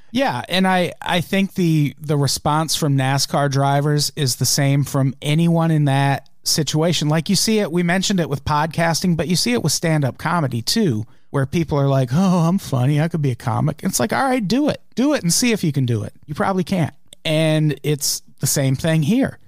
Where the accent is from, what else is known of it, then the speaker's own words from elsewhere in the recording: United States; we're from the United States